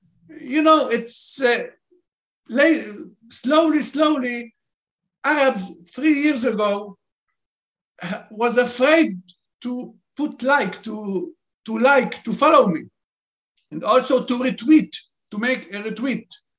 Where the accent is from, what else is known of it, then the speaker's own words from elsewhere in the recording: Lebanon; first language Arabic; English is a second language; also born or lived in Beirut; now in Israel; Look, I'm a Jewish, and you are Jewish. I was born in Lebanon. I spoke Arabic. I still speak Arabic.